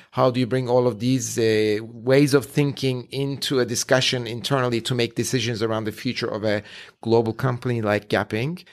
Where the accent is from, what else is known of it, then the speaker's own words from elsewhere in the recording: Ankara, Turkey; moved away; I was born and raised in Ankara in Turkey